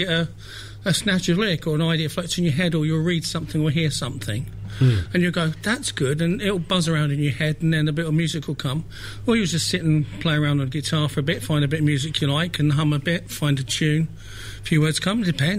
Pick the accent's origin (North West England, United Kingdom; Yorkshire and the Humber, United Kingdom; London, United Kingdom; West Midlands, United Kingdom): London, United Kingdom; accent: London; now in St Neots, United Kingdom; No, I was originally from North London.